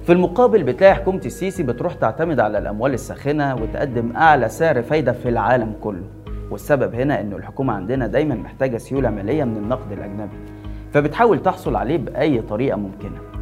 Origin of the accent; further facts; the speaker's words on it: Egypt; عندنا في مصر